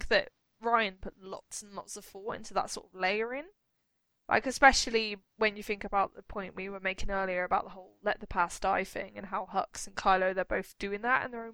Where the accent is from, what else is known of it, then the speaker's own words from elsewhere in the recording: United Kingdom; as a British person